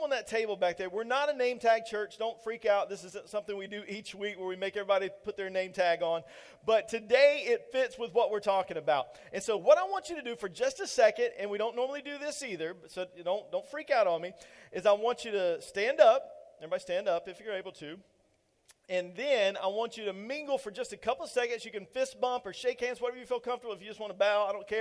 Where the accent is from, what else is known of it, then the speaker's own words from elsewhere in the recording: Eastern North Carolina, United States; I'm straight from the country, y'all. I am from Eastern North Carolina